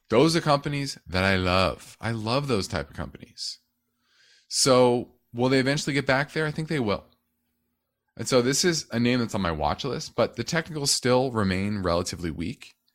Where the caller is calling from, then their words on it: North Carolina, United States; I'm from North Carolina.